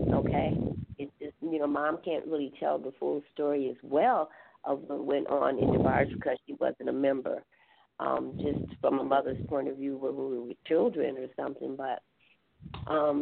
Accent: Grand Rapids, Michigan, United States; also born or lived in Detroit; I was born in Detroit, but actually raised in Grand Rapids, Michigan

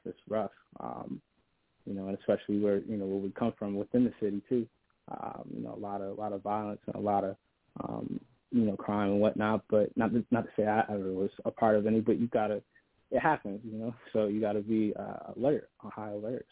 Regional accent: Buffalo, New York, United States; I'm an artist from Buffalo, uh, Buffalo, New York.

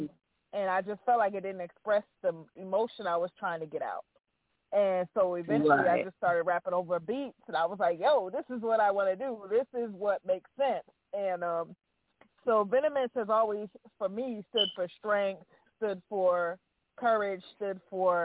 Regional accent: East Orange, New Jersey, United States; now in North Carolina, United States; I'm from New Jersey originally, by the way. So I grew up born and raised in New Jersey, North New Jersey, East Orange, stand up. I'm born and raised.

